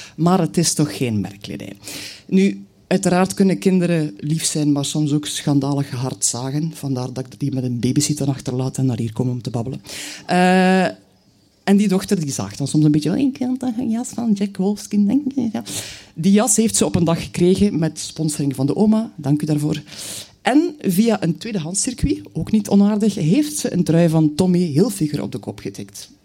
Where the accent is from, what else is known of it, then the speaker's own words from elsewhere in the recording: Knokke, Flanders, Belgium; now in Bruges, Belgium; ik ben geboren in Brugge, ik woon er nog steeds. Maar eigenlijk heb ik mijn jeugd doorgebracht aan zee. Mijn moeder was van knokken.